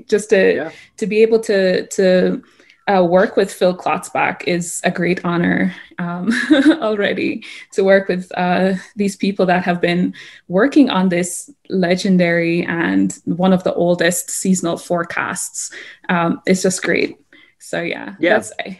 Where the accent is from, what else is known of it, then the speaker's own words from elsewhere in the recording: Jamaica; now in Colorado, United States; Jamaica doesn't exactly have this specialized or well-known department for climate and weather, right?